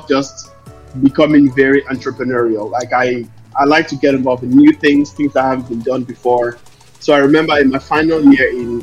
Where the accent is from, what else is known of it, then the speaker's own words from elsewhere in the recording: Lomé, Maritime, Togo; also born or lived in Dublin, Ireland; now in London, United Kingdom; I'm from Lomé, Togo. I was born and raised in Lomé, and I moved to Dublin, Ireland in 2005. So I born in Togo, raised in Ireland